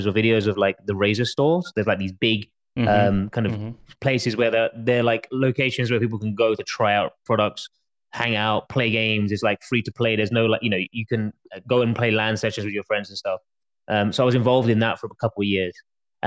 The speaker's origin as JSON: {"language": "English", "region": "London", "country": "United Kingdom", "tie": "born or raised there", "moved": "as an adult", "lives_now": "Singapore", "said": "So born and raised in London, went to boarding school outside of London, but then went back to London to do university"}